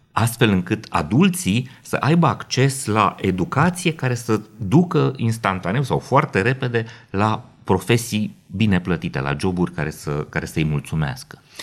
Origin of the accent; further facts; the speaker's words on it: Romania; noi ca români